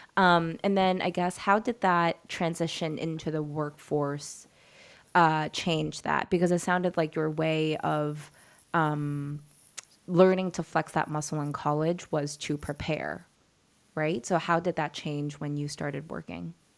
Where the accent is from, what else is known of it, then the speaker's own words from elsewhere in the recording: New York, United States; I was born and raised in New York